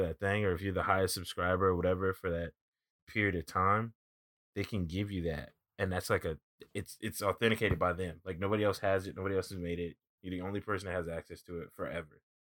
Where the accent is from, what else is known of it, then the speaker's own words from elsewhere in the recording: East Coast, United States; I'm from the East Coast